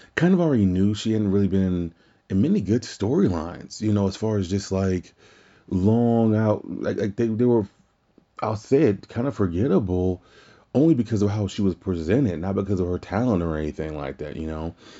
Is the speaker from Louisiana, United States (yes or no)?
yes; Louisiana, United States; my home state as well